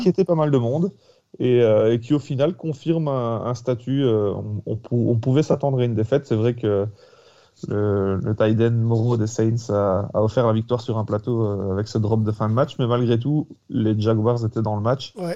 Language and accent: French; Belgium; en tant que Belge